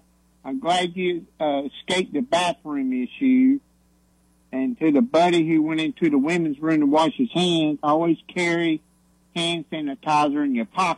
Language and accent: English; Greensboro, North Carolina, United States; I'm from Greensboro